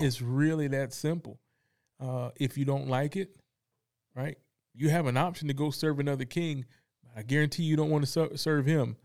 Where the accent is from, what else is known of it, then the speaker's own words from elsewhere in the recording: Fayetteville, North Carolina, United States; also born or lived in Kansas; I grew up in Fayetteville, North Carolina